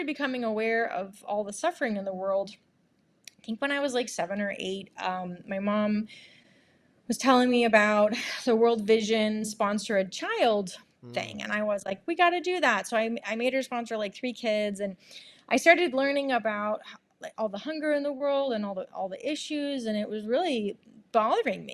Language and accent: English; Monterey, California, United States; also born or lived in Santa Barbara, California / San Francisco, California; I grew up in Monterey, California